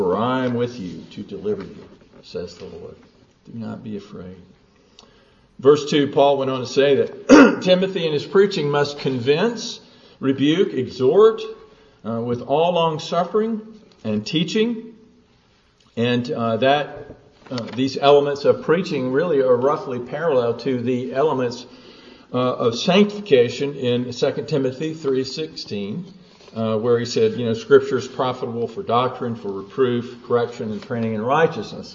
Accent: the South, United States; I grew up in the South

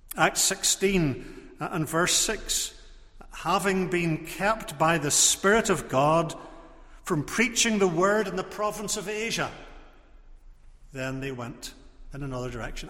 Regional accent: Portrush, Northern Ireland, United Kingdom; I was growing up in Portrush

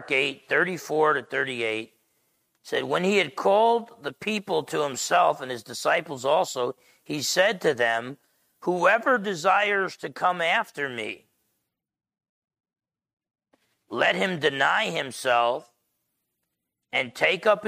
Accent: New Jersey, United States; I'm half Italian from Jersey

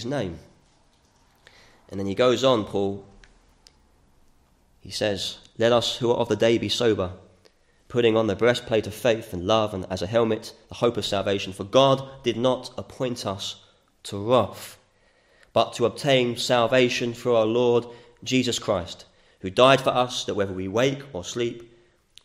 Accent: United Kingdom; We're British

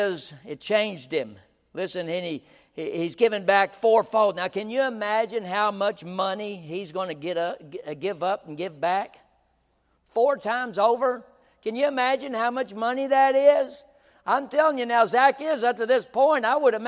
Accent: Kermit, United States; I'm from Kermit

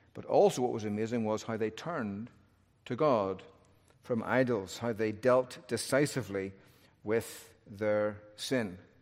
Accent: Northern Ireland, United Kingdom; I'm from Northern Ireland

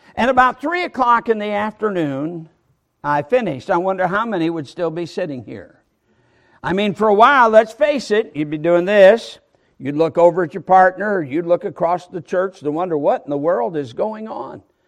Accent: Michigan, United States; moved away; also born or lived in Alabama; I'm from Michigan, and when living in Michigan

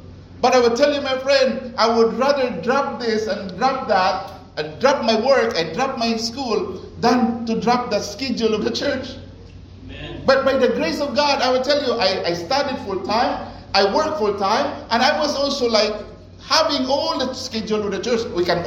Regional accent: Cebu City, Central Visayas, Philippines; moved away as an adult; I came from Philippines. I came from Cebu.

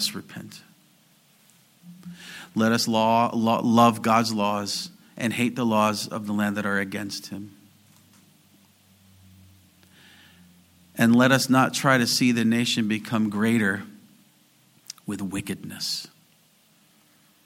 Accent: California, United States; being Californian

